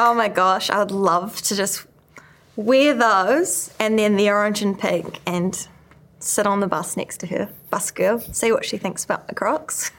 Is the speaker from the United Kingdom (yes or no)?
no; New Zealand; growing up in New Zealand